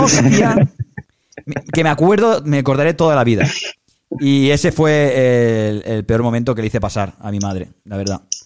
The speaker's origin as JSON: {"language": "Spanish", "town": "Badalona", "region": "Catalonia", "country": "Spain", "tie": "born or raised there", "said": "yo soy de Badalona y el Andrés también"}